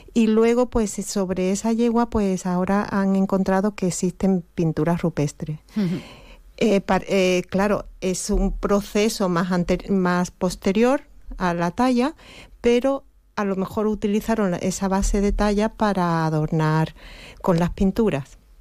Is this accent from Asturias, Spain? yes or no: no; Campo de Gibraltar, Andalusia, Spain; moved away; yo soy de aquí, me afinqué, volví a, mi tierra